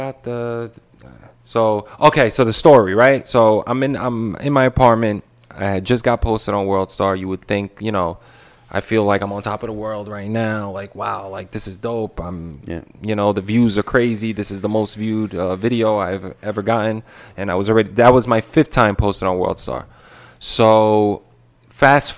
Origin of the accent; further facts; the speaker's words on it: New York City, New York, United States; I'm from Brooklyn.